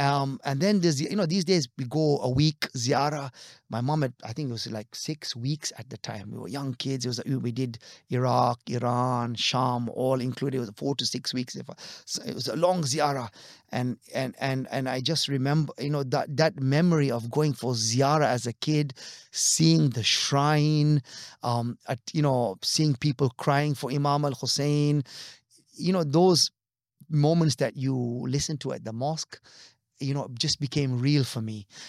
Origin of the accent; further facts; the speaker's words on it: DR Congo; But I also remember we grew up in West Africa. Now, there are very few Khoja Shia families in Zaire, as it was known. Today is the Democratic Republic of Congo.